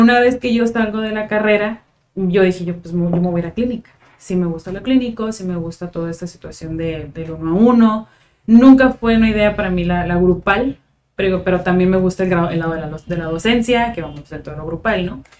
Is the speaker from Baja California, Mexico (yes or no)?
yes; Tijuana, Baja California, Mexico; soy de Tijuana desde hace 29 años